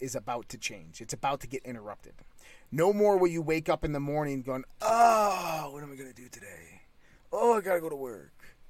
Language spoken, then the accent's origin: English; United States; we're American